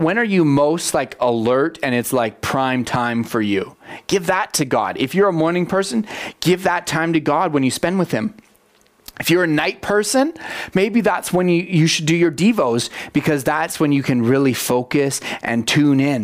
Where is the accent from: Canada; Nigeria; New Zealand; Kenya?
Canada; I love being a Canadian. Like, there's so many things I'm proud of about being a Canadian